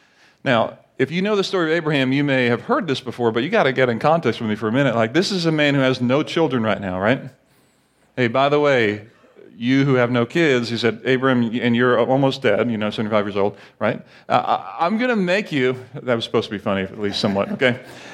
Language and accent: English; Barbados; also born or lived in Grenada; now in United States; like when I grew up in Barbados, I felt some national pride that, you know, hey, I'm a Bayesian or Barbadian, but I'm really not because I'm American. But I was born in Grenada